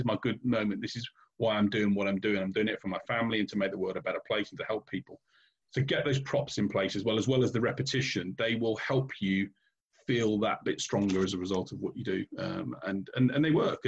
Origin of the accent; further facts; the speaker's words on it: United Kingdom; we're British here